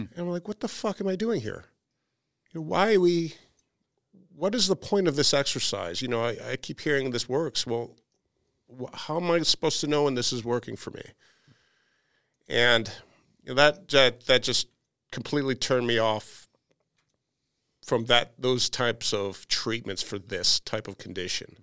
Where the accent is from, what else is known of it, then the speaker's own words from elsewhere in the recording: outside of Chicago, Illinois, United States; I grew up outside of Chicago